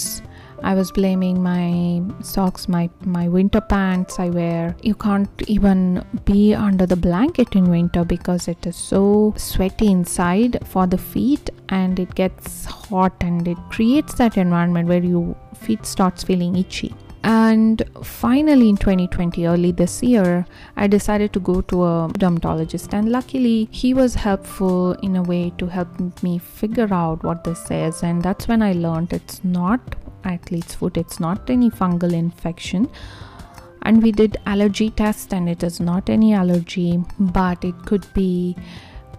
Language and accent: English; India; now in Arizona, United States; I am originally from India